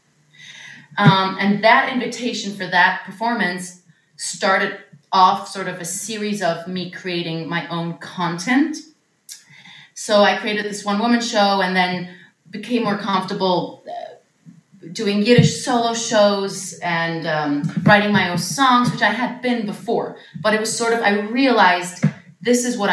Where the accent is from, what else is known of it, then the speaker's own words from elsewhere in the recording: Switzerland; moved away as an adult; now in New York, United States; I grew up in Switzerland. I moved to New York to study musical theater